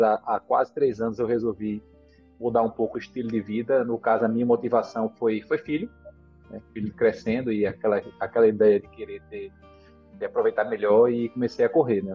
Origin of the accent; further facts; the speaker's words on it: Recife, Pernambuco, Brazil; eu sou aqui de Recife, do Nordeste